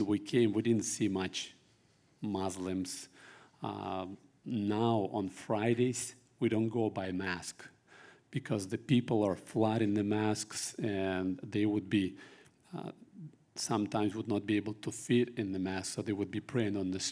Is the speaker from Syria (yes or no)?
no; Russia; moved away as an adult; now in Kazakhstan; born in Russia in 1974, coming to my 50 years